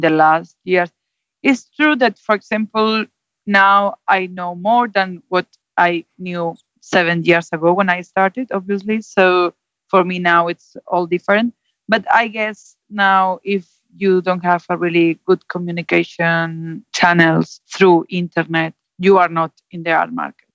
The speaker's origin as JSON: {"language": "English", "town": "Zaragoza", "region": "Aragon", "country": "Spain", "tie": "born or raised there", "also_born_or_lived": "London", "second_language": "English", "moved": "as an adult", "lives_now": "Santander, Spain", "said": "I'm from Zaragoza. It's more or less in between Barcelona and Madrid"}